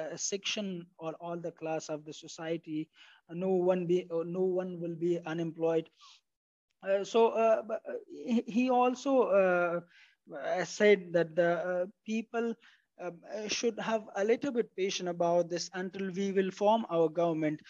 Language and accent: English; Nangarhar, Afghanistan; also born or lived in New Delhi, India; I am from Nangarhar province.